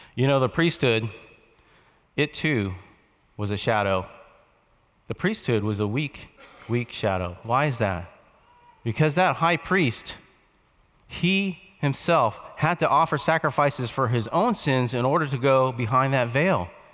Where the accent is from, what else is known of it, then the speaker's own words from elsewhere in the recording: West Palm Beach, Florida, United States; moved away; Boynton Beach, Florida was near my hometown of West Palm Beach, Florida